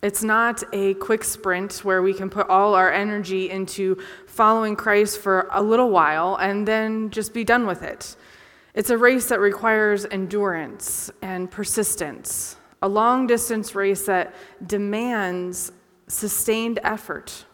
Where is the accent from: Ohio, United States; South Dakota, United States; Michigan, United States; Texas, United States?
Ohio, United States; Conneaut; I grew up in Conneaut, Ohio